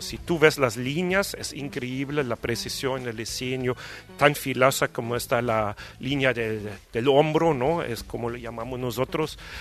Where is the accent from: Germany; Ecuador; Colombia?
Germany; Spanish is a second language; moved away as an adult; also born or lived in Brazil; now in Mexico; yo llegué aquí no como alemán